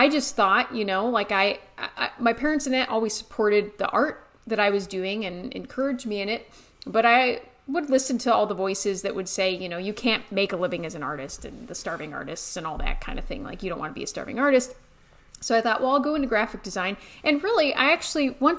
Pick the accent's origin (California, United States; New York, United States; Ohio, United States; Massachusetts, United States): Ohio, United States; moved away as an adult; also born or lived in Colorado; I grew up in Ohio, but went out to art school in Colorado